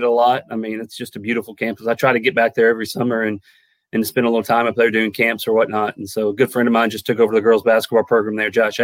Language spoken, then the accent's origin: English; United States; moved away; also born or lived in Henderson, Tennessee / Blanco; Back in Lewis County, where I was growing up